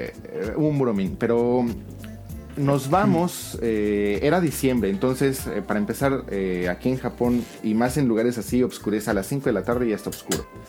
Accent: Mexico City, Mexico; moved away as an adult; also born or lived in Celaya / Nagoya / Osaka / Kyoto; now in Fukuoka, Japan; yo soy de la Ciudad de México, pero pues, me tengo que ir a vivir a este al Bajío por este trabajo

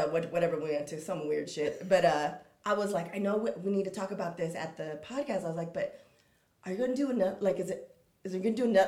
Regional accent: San Diego, California, United States; I come from San Diego, but not like the best part or the best situation, no money. So we grew up with some with some skills

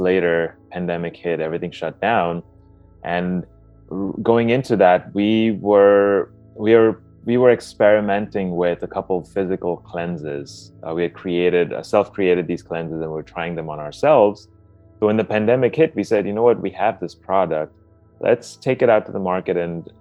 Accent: Dubai, United Arab Emirates; I grew up in Dubai, and we essentially had an Indian food diet

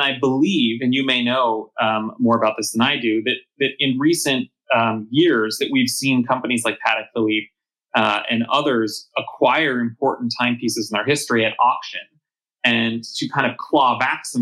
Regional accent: Los Angeles, California, United States; I'm from Los Angeles, born and raised. It's my hometown.

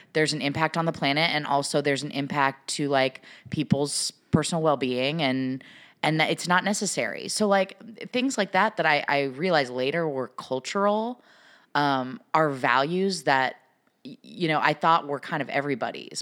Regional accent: Pacific Northwest, United States; I'm from the Pacific Northwest

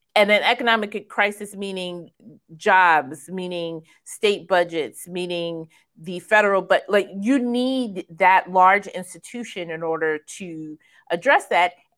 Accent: Kansas, United States; I was born in Kansas

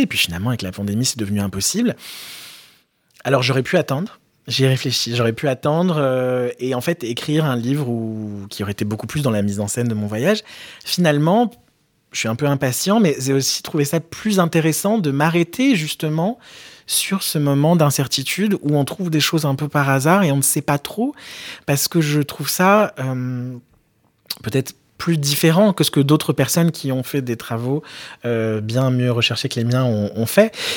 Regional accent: France; j'ai grandi en France

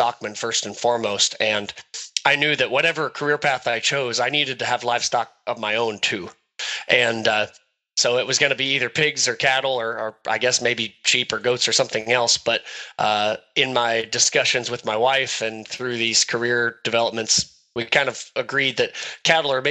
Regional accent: Northwest Ohio, United States; Grew up in Northwest Ohio on family cattle operation and row crop operation

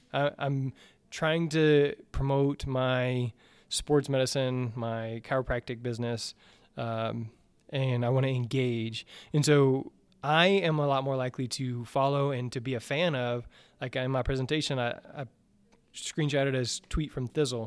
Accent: the South, United States; I grew up in the South

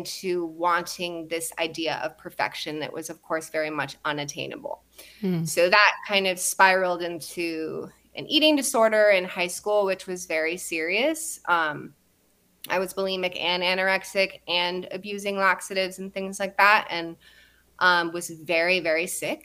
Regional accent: Santa Barbara, California, United States; I was born in Santa Barbara.

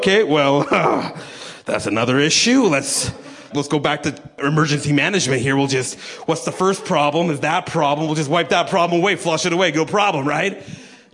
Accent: Canada

